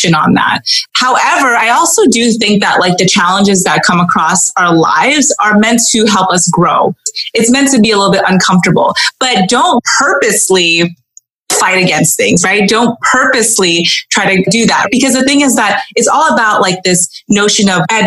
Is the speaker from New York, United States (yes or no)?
no; Southern California, United States; My parents were both from Hong Kong. I grew up in Southern California